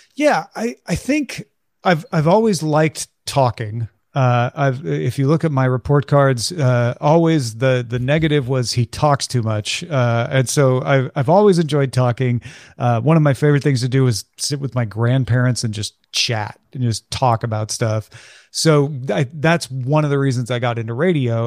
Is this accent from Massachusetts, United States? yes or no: no; near Saint Louis, Missouri, United States; a part of growing up near Saint Louis